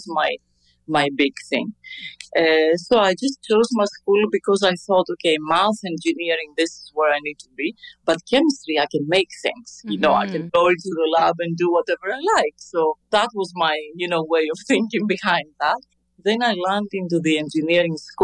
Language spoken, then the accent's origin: English; Athens, Attica, Greece; I grew up in Athens